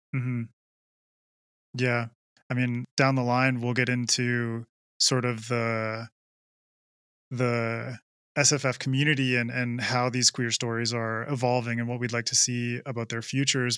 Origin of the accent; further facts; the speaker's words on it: Canada; I'm, I'm from Canada